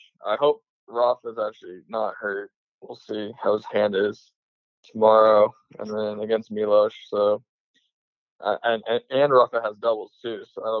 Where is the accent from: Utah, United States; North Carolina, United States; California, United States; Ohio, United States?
California, United States; the Bay Area; I am from the Bay